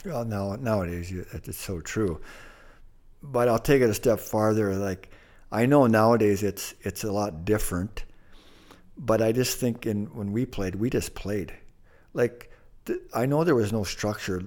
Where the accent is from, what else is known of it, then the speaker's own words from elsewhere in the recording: Thunder Bay, Ontario, Canada; where our high school is located, right across the street, was a psychiatric ward, a big one, the main one in, in Port Arthur